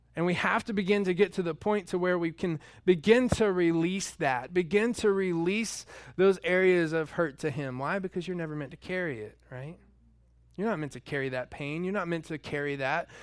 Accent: North Georgia, United States; moved away; I'm from North Georgia, and we have red clay there

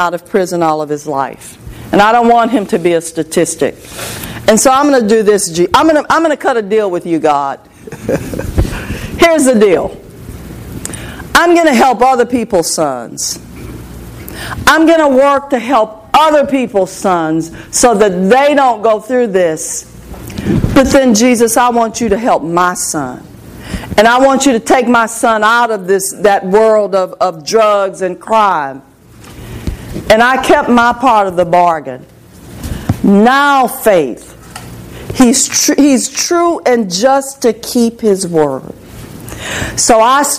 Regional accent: Port Arthur, Texas, United States; I'm from Port Arthur, Texas, and I was on the west side of Port Arthur

